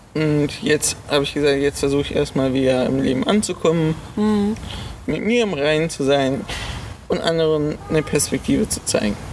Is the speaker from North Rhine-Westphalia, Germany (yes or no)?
yes; Solingen, North Rhine-Westphalia, Germany; Ich komme aus Solingen, bin 21 Jahre alt